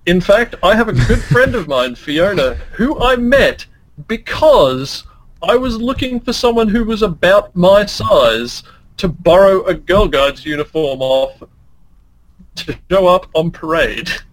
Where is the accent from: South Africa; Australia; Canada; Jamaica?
Australia; I'm Australian.